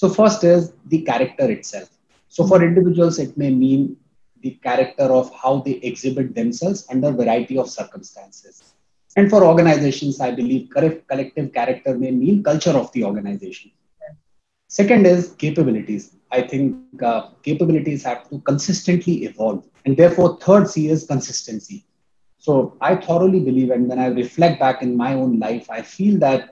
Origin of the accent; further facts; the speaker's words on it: Gwalior, Madhya Pradesh, India; there was a industrial area called Malanpur, which was coming up very close to Gwalior